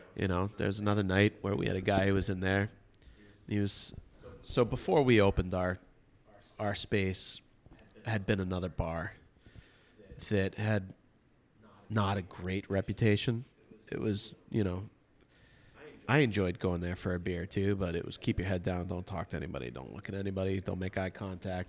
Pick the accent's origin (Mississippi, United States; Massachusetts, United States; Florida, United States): Massachusetts, United States; Medfield; moved away as an adult; also born or lived in Costa Mesa, California; growing up in Medfield, Massachusetts